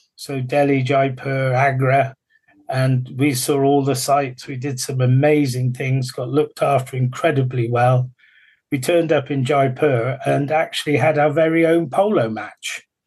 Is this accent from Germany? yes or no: no; England, United Kingdom; we're English